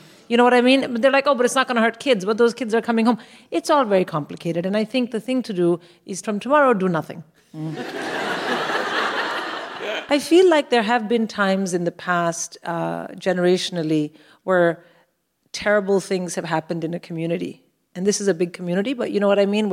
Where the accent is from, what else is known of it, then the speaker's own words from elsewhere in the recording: India; now in United Kingdom; I'm from India